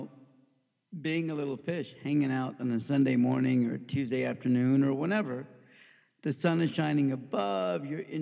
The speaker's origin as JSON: {"language": "English", "town": "Overland Park", "region": "Kansas", "country": "United States", "tie": "born or raised there", "also_born_or_lived": "Pakistan", "said": "I grew up in Overland Park, Kansas. Mm. My family immigrated from Pakistan when I was under 1 year old"}